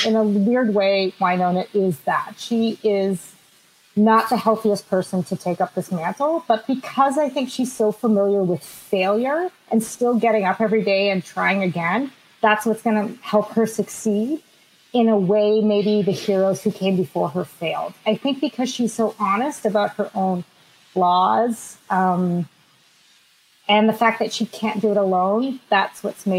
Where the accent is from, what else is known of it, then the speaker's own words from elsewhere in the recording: Boston, Massachusetts, United States; born there; Hey, I was born in Boston, so if I want to talk trash about Earp, I'm just kidding.